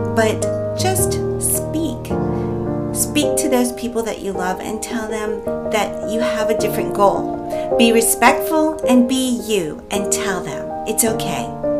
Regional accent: Philippines; I'm Filipino, and a Filipino value we have is hiya

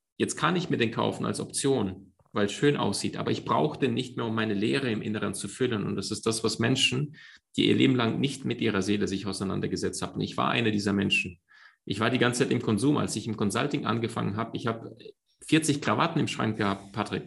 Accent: Crimea, Ukraine; moved away; Meine Mom und ich, wir sind in der Ukraine aufgewachsen. Das war ähm, auf der Halbinsel Krim

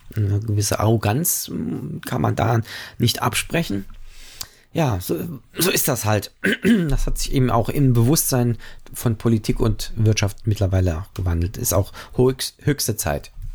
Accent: Germany; wir als Deutsche

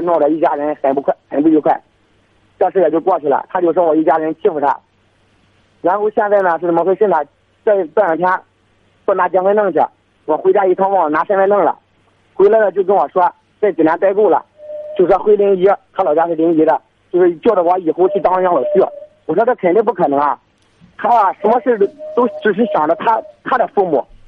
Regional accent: Zhangqiu, Shandong, China; 我是章丘的，他是临沂的。

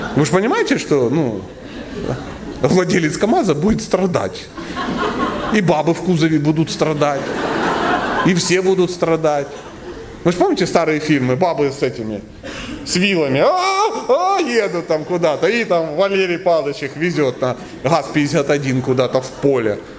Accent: Krasnodar Krai, Russia; Я тоже из, Краснодарского края. Да. Я тут много времени провожу, я из Краснодарского края

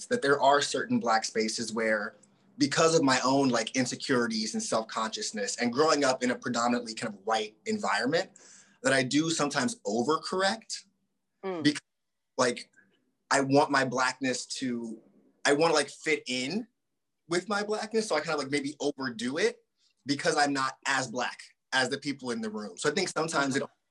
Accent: Southern New Jersey, United States; also born or lived in Boston; now in California, United States; I grew up in Southern New Jersey, outside Philly.

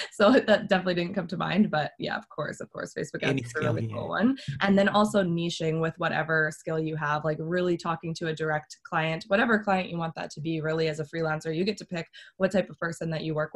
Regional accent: Canada; I'm from Canada.

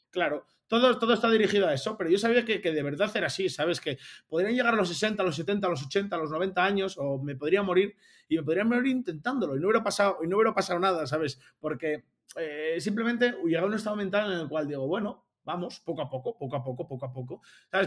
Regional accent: Oviedo, Asturias, Spain; now in Andorra; yo soy asturiano, de, Oviedo concretamente

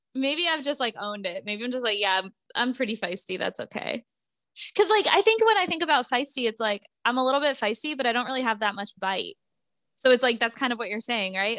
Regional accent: Vermont, United States; moved away; I grew up in Vermont, so I will be in Vermont from Wednesday to Monday of Thanksgiving week.

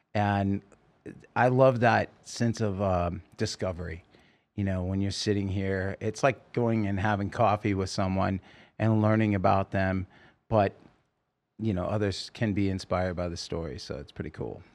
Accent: Oregon, United States; moved away; also born or lived in California; I grew up in Oregon

